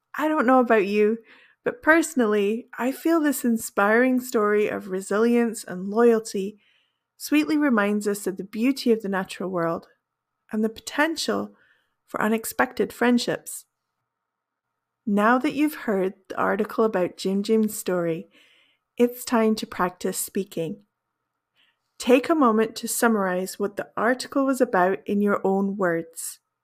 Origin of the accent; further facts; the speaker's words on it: United Kingdom; first language English; also born or lived in Brazil; I am a British native English speaker